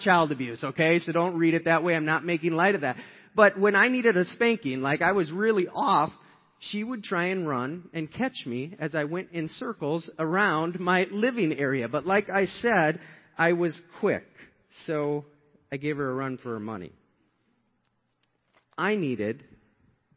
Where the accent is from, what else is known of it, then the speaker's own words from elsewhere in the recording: Shakopee, Minnesota, United States; we were raised in Shakopee, Minnesota, and we came into this 2-bedroom apartment.